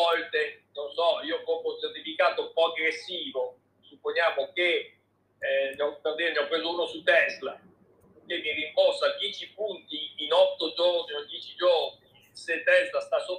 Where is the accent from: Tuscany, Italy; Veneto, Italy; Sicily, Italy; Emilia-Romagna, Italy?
Emilia-Romagna, Italy; io sono emiliano